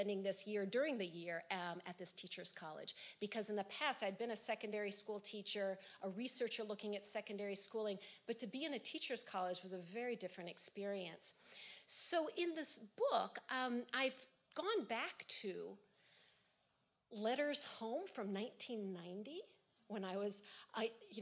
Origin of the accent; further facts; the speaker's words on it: United States; as an American